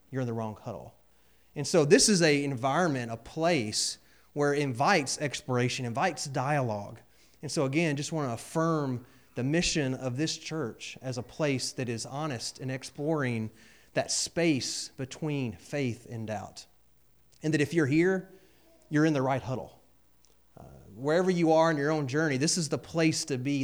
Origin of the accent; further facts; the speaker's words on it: Georgia, United States; moved away; also born or lived in Texas; I did grow up in Georgia.